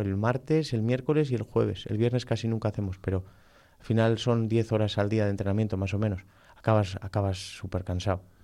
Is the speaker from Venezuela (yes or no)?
no; Balmaseda, Basque Country, Spain; yo soy de Balmaseda